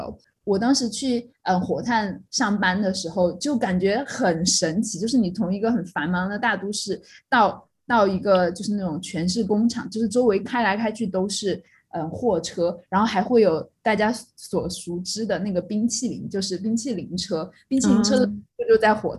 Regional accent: Chongqing, China; 这个给我很大的震撼，因为毕竟我们是来自重庆，你知道重庆那些地名是什么吗？

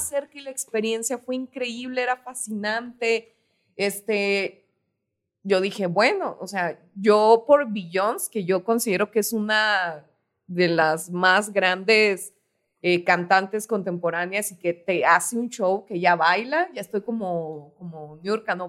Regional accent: Parral, Chihuahua, Mexico; yo de donde soy, de Parral, Chihuahua

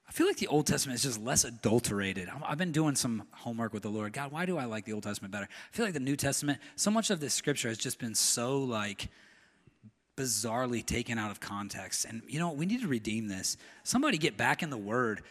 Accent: United States; I'm an American.

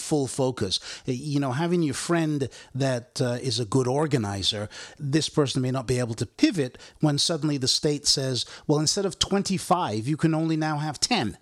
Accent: United Kingdom; now in United States; a British-born guy

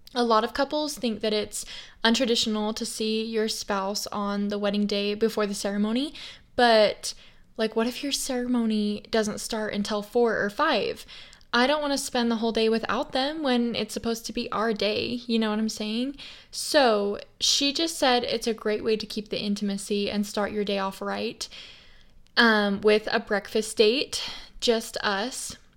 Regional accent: Idaho, United States; I grew up in Idaho, and ever since I was little, I had horses

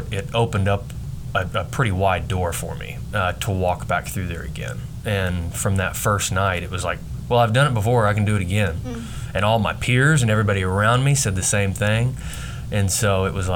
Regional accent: Hydro, Oklahoma, United States; growing up in Hydro, Oklahoma, I mean, we had a great childhood

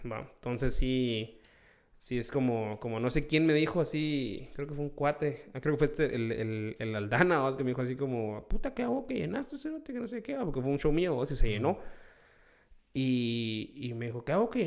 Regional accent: Guatemala; yo soy, sí, soy guatemalteco.

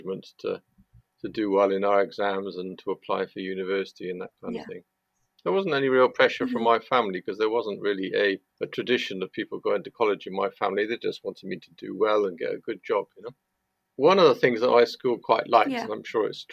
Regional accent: Chepstow, Wales, United Kingdom; I grew up in Chepstow, which is a small town just inside Wales.

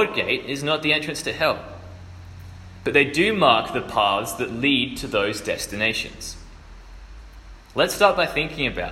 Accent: Adelaide, South Australia, Australia; moved away as an adult; I am originally from Adelaide, but I'm up here for a year doing a gap year program

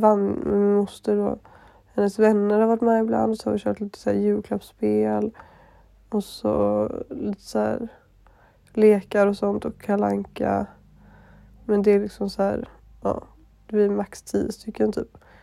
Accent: Gothenburg, Västra Götaland, Sweden; moved away; så är jag hemma i Göteborg med min moster och min mormor och min familj

